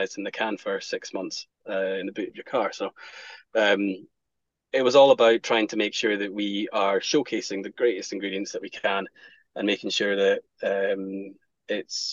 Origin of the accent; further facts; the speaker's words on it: Scotland, United Kingdom; being Scottish, whiskey's in our blood